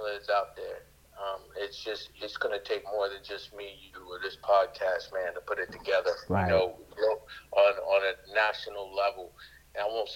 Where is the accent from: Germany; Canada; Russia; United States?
Germany; moved away; I was born in Germany. I spent most of my time in Germany